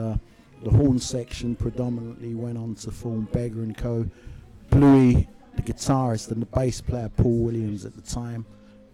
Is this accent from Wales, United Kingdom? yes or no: no; London, United Kingdom; also born or lived in Bow, London; I was born actually in Stepney, and my family house, my mother, she still lives probably half a mile from here